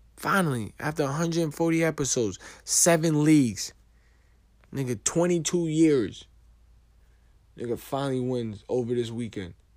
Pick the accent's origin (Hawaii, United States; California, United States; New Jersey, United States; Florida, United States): New Jersey, United States; East Orange; I'm from New Jersey. From East Orange